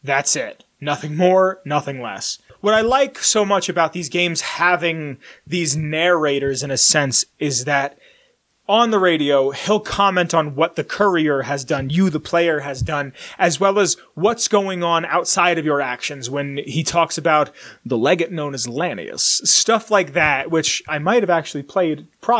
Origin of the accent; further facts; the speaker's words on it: Pennsylvania, United States; Where I grew up in Pennsylvania